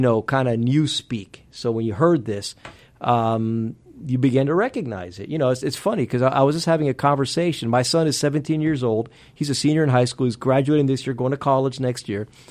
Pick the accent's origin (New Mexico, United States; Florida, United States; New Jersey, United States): Florida, United States; Miami; first language Spanish; English is a second language; moved away as an adult; also born or lived in Pennsylvania; now in Georgia, United States; having grown up in Miami